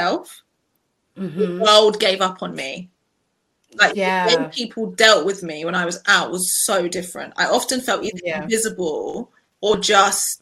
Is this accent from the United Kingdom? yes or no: yes; United Kingdom; being Black British